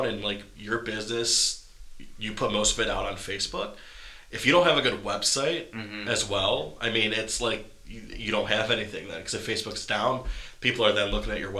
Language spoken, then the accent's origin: English; Geneva, Ohio, United States; my hometown, Geneva, Ohio